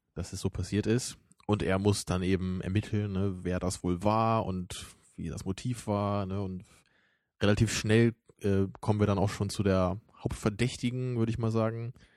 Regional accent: the North, Northern Germany, Germany; bei uns im Norden

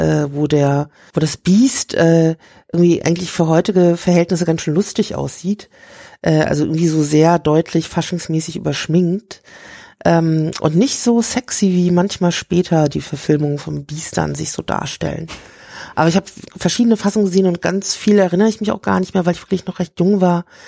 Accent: Rhine-Main, Germany; ich komme aus der Rhein-Main-Region

